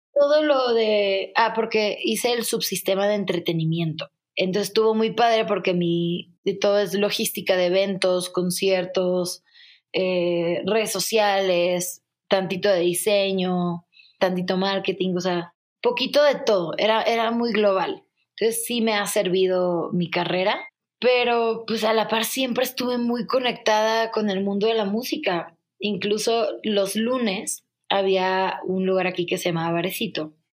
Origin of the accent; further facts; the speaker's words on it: Culiacán, Sinaloa, Mexico; moved away as an adult; also born or lived in Mexico City; a mi Culiacán lo amo, pero no me gusta para mí